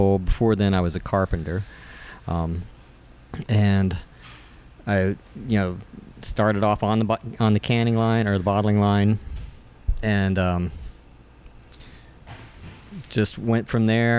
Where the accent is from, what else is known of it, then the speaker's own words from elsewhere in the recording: Charleston, West Virginia, United States; So I grew up around Charleston. Deep in the state, and my dad worked at Union Carbide, you know, true West Virginian